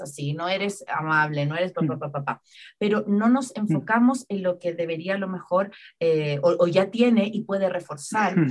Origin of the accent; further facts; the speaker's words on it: Chile; now in Ecuador; Chile, en mi país de origen